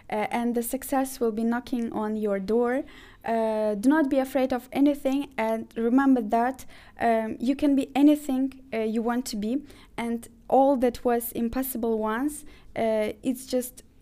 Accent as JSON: {"language": "English", "country": "Azerbaijan", "also_born_or_lived": "Ukraine", "lives_now": "Turkey", "said": "okay, I was born in Ukraine. Uh, then uh, I'm originally from Azerbaijan. I've graduated from a uh, bachelor degree in uh, Baku in Azerbaijan."}